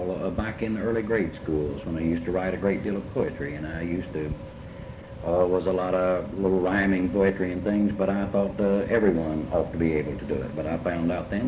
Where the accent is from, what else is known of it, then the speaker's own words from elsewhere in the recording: Catlettsburg, Kentucky, United States; Eastern Kentucky, extreme Eastern Kentucky, up in the big sandy valley that starts at my hometown of Catlettsburg